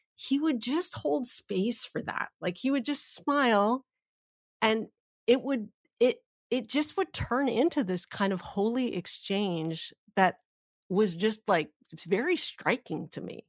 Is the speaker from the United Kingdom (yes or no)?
no; Canada; I'm Canadian